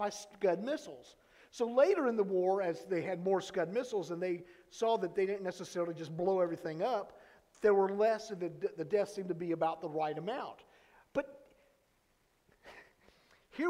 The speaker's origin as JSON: {"language": "English", "region": "Florida", "country": "United States", "said": "we're from Florida"}